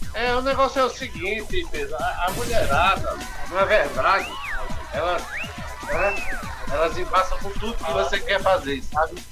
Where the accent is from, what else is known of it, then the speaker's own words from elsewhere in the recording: Recife, Pernambuco, Brazil; now in Campo Grande, Brazil; eu sou nascido em Recife, a minha família é toda de, de sertânia